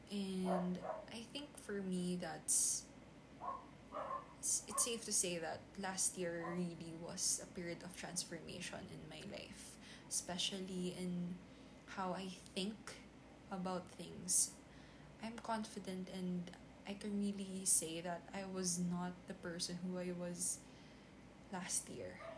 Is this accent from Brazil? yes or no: no; Philippines; I'm actually a Filipino. I'm a Filipina. I live in the Philippines and um, I'm 21 years old